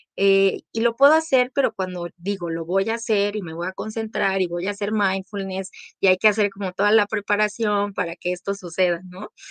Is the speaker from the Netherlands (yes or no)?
no; Mexico; … y yo somos de aquí de México